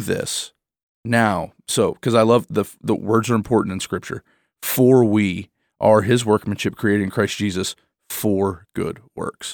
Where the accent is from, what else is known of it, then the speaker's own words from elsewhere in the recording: Michigan, United States; I'm a Midwestern. I'm from Michigan